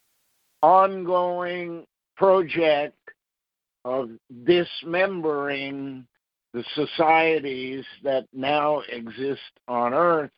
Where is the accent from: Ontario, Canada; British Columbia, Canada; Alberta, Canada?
Ontario, Canada; Ottawa; Where I was born in Ottawa was called Sandy Hill